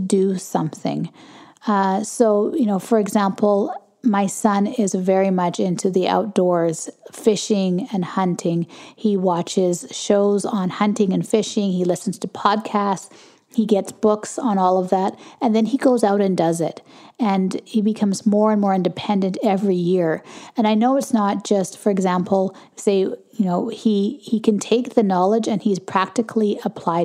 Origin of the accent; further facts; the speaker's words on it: Canada; I'm Canadian